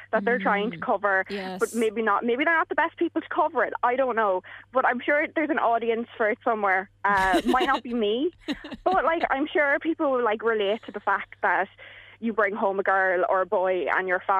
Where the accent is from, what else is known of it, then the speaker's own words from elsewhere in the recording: England, United Kingdom; this is kind of one of the first ones that I've seen being English